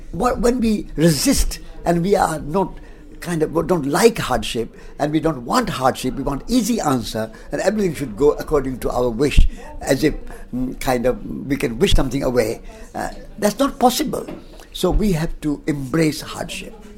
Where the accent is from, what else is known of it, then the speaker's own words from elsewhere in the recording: Rajasthan, India; I was born in Rajasthan, in India